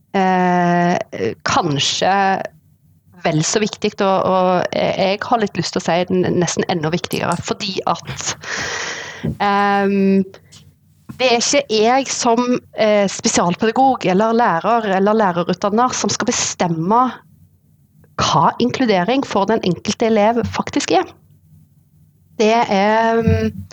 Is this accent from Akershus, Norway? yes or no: no; Sandnes-Stavanger area, Rogaland, Norway; moved away as an adult; now in Oslo, Norway; Jeg er fra Sandnes-Stavanger-området. Eh, eh, Vokste opp